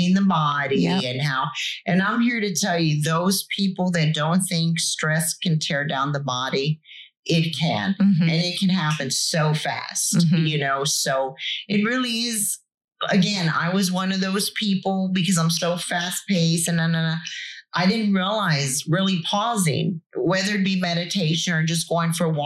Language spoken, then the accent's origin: English; Corpus Christi, Texas, United States; growing up in Corpus, being at the beach